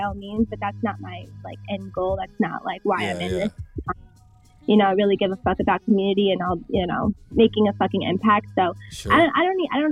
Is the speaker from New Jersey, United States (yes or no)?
no; Westchester, New York, United States; also born or lived in Bronx, New York; I'm actually from Westchester, but I live in the Bronx